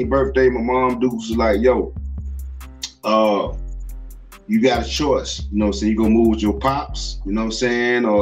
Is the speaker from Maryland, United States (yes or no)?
no; Atlanta, Georgia, United States; also born or lived in Gainesville, Georgia; I moved in with my pops in Atlanta in Zone 3 in Polar Rock or by Lakewood, went to Fulton High.